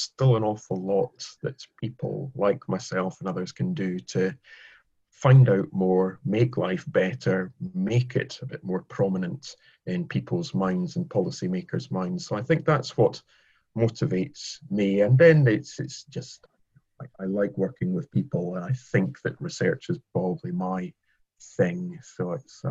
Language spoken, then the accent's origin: English; Scotland, United Kingdom; moved away as an adult; now in England, United Kingdom; I'm Scottish. I was grown up with a love of the underdog, and I remember when I moved from Scotland to England